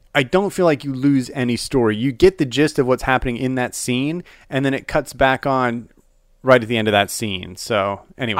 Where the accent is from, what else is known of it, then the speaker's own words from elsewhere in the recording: Salt Lake City, Utah, United States; moved away; also born or lived in Phoenix / Dallas; I grew up in Salt Lake City, Utah